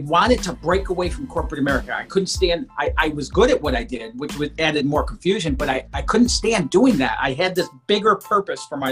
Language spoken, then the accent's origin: English; Detroit, Michigan, United States; I grew up outside of Detroit, Michigan, in a very low-income, blue-collar family